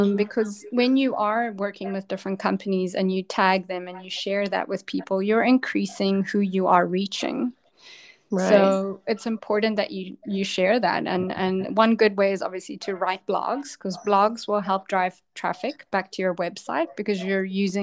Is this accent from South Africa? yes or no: yes; South Africa; I'm from South Africa